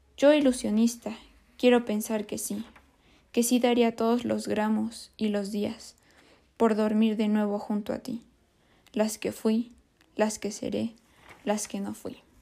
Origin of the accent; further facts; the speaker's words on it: Mexico; nosotros como mexicanos